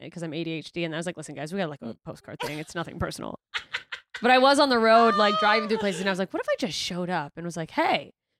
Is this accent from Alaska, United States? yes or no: yes; Alaska, United States; also born or lived in Germany / Mississippi; No, I moved to Alaska when I was in sixth grade. So before that, I was Mississippi and I was born in Germany.